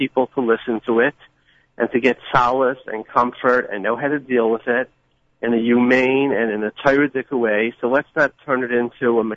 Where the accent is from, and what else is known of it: New York City, New York, United States; born or raised there